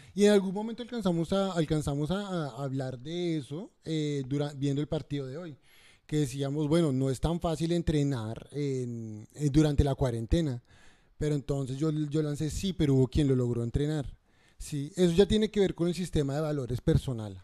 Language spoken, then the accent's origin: Spanish; Colombia; now in Australia; somos colombianos